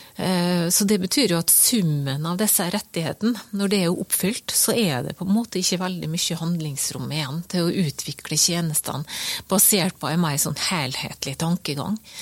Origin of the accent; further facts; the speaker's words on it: Skåla peninsula, Møre og Romsdal, Norway; Jeg vokste opp på Skålhalvøya, og i min oppvekst så var det, jo, eh, var det jo buss, og så var det ferge over Fannefjorden, og så var det buss inn til Molde.